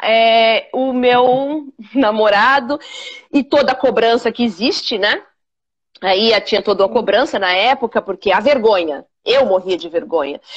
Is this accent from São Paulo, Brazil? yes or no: yes; São Paulo, Brazil; moved away as an adult; now in Miami, United States; Nasci na periferia de São Paulo, no Capão, nasci no Capão Redondo mesmo